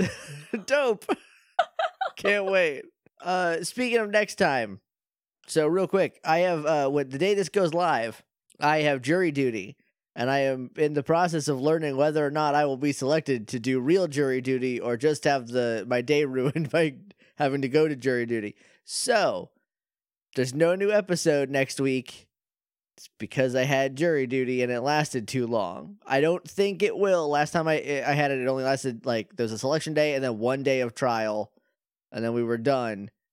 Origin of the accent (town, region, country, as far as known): United States